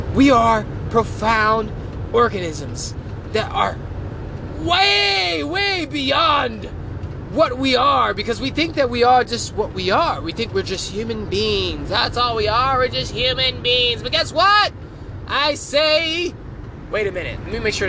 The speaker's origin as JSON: {"language": "English", "town": "Philadelphia", "region": "Pennsylvania", "country": "United States", "tie": "born or raised there", "moved": "as an adult", "said": "Growing up, raised in the hood, born and raised in Philadelphia."}